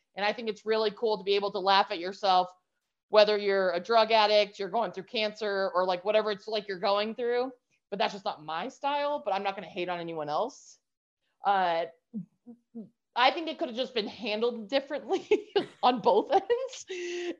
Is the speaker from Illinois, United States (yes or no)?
no; New Mexico, United States; moved away as an adult; also born or lived in New York; I was in New York the last 13 years, had to move back to my hometown of New Mexico.